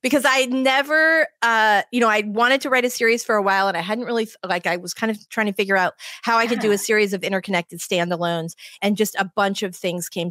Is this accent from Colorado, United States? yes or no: yes; Denver, Colorado, United States; now in Florida, United States; I live in Florida now. But I grew up in Denver